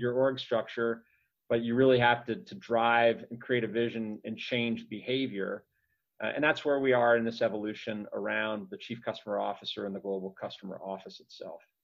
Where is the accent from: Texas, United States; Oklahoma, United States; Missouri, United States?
Texas, United States; now in Minneapolis, United States; I grew up in Texas